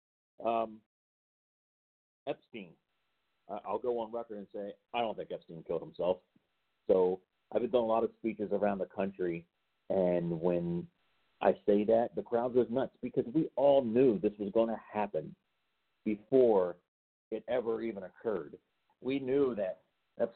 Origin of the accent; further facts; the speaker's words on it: Baltimore, Maryland, United States; I am from the Baltimore area